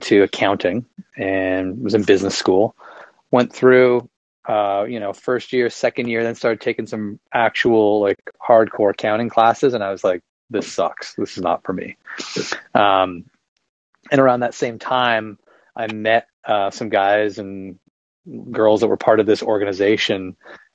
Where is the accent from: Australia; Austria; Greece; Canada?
Canada; just outside of Toronto, Ontario; moved away as an adult; now in Charleston, United States; I'm Canadian. I'm from just outside of Toronto, and now I live in South Carolina, actually in the US.